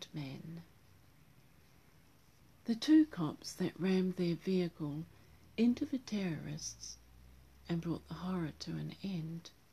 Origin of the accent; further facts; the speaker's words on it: New Zealand; my home country